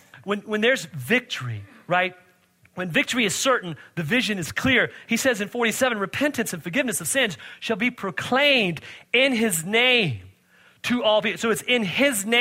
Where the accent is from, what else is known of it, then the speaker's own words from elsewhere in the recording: Virginia, United States; I grew up in Virginia.